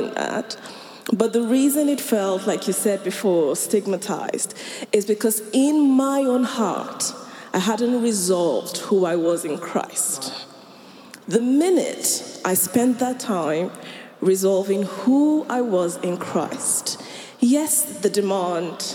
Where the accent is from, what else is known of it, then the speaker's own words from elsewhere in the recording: Nigeria; I'm Nigerian